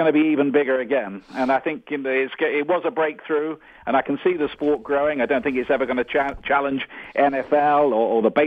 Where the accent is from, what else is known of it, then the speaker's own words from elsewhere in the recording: Portsmouth, South East England, United Kingdom; my hometown of Portsmouth on the south coast of England